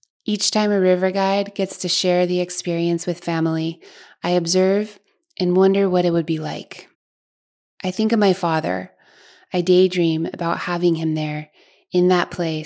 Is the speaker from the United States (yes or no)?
yes; Alaska, United States; moved away; I grew up in a broad Alaskan glacial valley